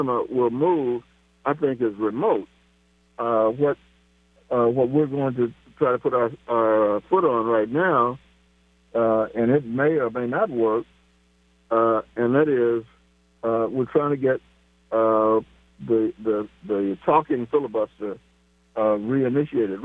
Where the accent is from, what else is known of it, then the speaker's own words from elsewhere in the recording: Kansas City, Missouri, United States; right here in my hometown of Kansas City